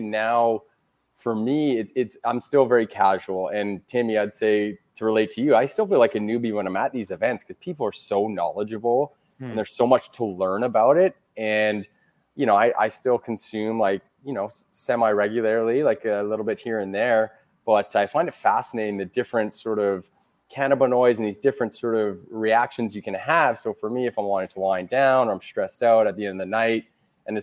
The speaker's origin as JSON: {"language": "English", "town": "Victoria", "region": "British Columbia", "country": "Canada", "said": "I am Canadian. I'm a Western Canadian from Victoria, British Columbia."}